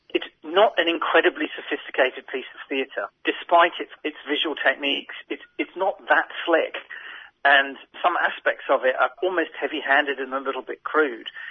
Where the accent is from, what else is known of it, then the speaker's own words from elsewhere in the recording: Australia; as an Australian